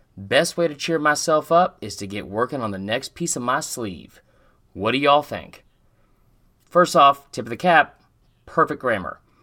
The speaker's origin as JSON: {"language": "English", "town": "Atlanta", "region": "Georgia", "country": "United States", "said": "I'm from Atlanta, and I live, like, right down the street from the Claremont Lounge"}